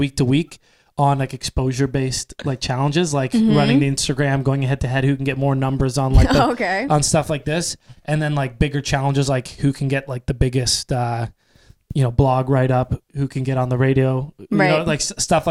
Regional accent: Toronto, Ontario, Canada; I'm from Leaside

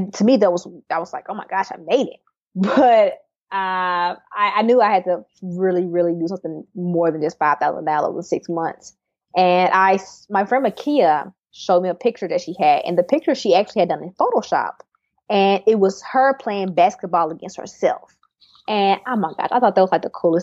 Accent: Terry, Mississippi, United States; moved away as an adult; also born or lived in Silicon Valley; now in Austin, United States; I'm from Mississippi, from Terry, Mississippi, very small town

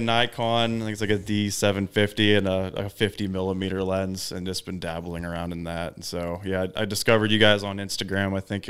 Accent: Western Pennsylvania, United States; I'm from Western Pennsylvania.

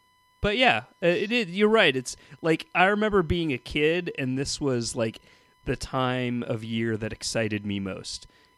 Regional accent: Southern California, United States; I grew up in Southern California

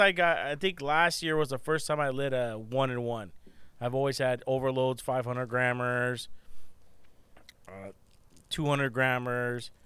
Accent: California, United States; we are from California

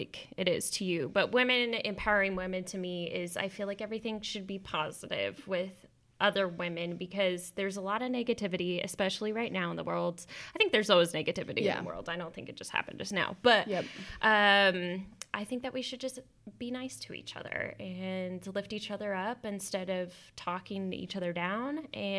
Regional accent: Texas, United States; We're both from Texas.

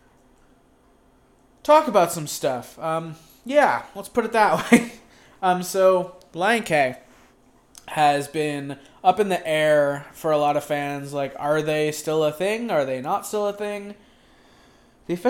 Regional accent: Buffalo, New York, United States; moved away as an adult; also born or lived in Pennsylvania; now in Indianapolis, United States; I'm from Buffalo. Oh, I'm living in Indy now

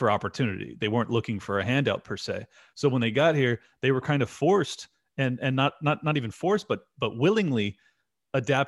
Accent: San Diego, California, United States; I'm born and raised in San Diego

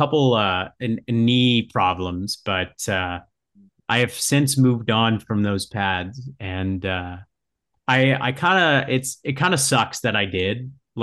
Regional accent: Ottawa, Ontario, Canada; I live in Ottawa

